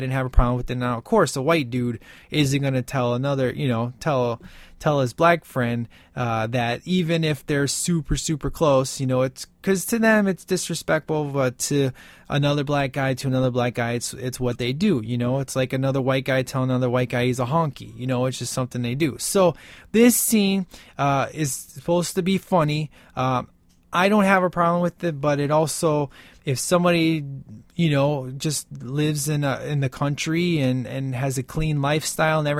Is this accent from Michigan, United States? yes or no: no; Chicago, Illinois, United States; You know, I grew up in like, it was a pretty bad part of town.